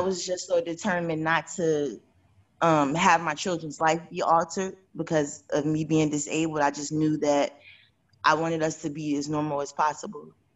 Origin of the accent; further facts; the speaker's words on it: Chicago, Illinois, United States; moved away as an adult; now in Atlanta, United States; in Chicago, I left home at 18